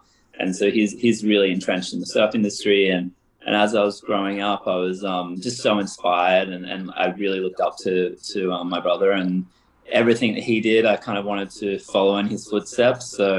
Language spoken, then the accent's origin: English; Cedar Bay, far north Queensland, Australia; also born or lived in Byron Bay / Gold Coast / Melbourne; I was born in a bit of a hippie commune in like far north Queensland in a place called Cedar Bay, and my dad went up there when he was pretty young and spent about 20 years in the wilderness, basically.